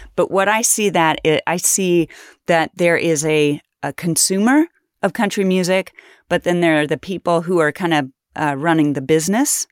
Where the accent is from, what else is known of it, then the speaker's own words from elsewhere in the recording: Kansas, United States; I grew up poor in Kansas